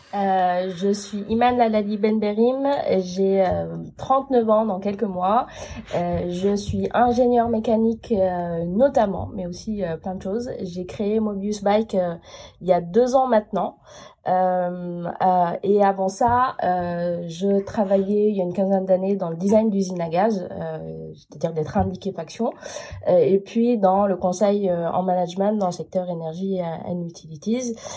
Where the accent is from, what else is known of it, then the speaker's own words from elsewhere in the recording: France; m'a dit d'où vous venez. Je dis de France